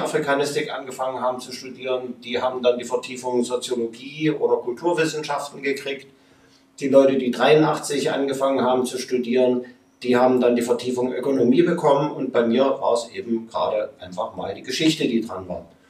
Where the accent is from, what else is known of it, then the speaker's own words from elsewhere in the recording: Leipzig, Saxony, Germany; ich bin in Leipzig groß geworden